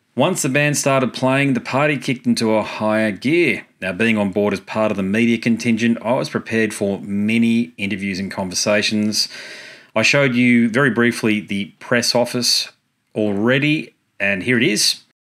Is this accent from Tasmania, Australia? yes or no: no; Gold Coast, Queensland, Australia; my hometown, the Gold Coast in Queensland